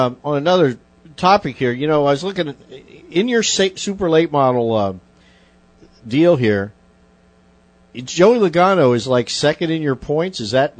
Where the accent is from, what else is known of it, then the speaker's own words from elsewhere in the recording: South Florida, United States; we're from South Florida